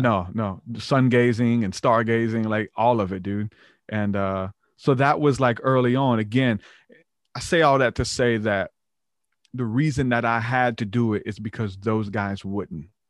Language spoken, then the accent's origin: English; the Bible Belt, United States; we're from the Bible Belt